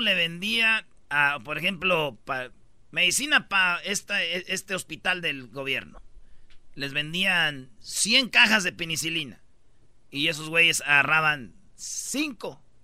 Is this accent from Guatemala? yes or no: no; Jiquilpan, Michoacán, Mexico; moved away; also born or lived in La Jara; yo nací en Jiquilpa, viví mucho tiempo en Jiquilpa, pero también viví en La Jara y orgullosamente de mi ranchito